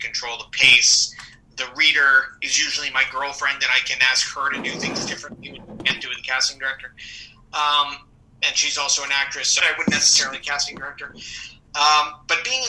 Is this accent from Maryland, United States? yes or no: yes; Rockville, Maryland, United States; moved away as an adult; also born or lived in Passaic, New Jersey; now in New York, United States; I moved to Maryland, the suburbs of Washington, D.C. in Maryland, Rockville, Maryland. And I grew up there